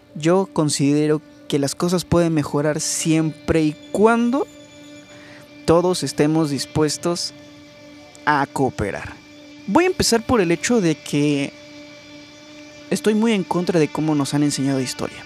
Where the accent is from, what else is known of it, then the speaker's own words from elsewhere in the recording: Mexico; porque en mi país, en México